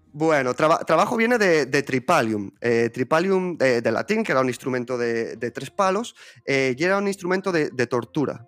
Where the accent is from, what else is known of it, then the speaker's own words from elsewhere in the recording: Zaragoza, Aragon, Spain; Yo estudié marketing e investigación de mercados aquí en la Universidad de Zaragoza, que es de donde yo soy.